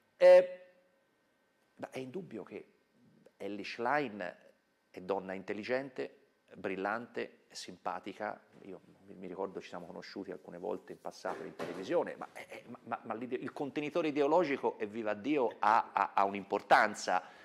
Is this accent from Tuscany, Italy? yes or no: yes; Tuscany, Italy; Io sono toscano, mi sente